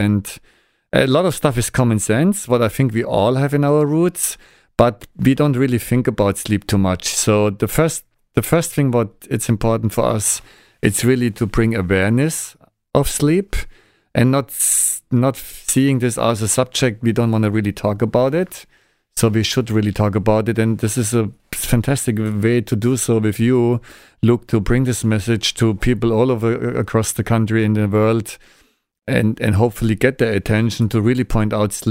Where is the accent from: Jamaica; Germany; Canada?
Germany; English is a second language; moved away as an adult; now in Pasadena, United States; my first visit to Los Angeles 25 years ago, I was a student from Germany, and now I'm here.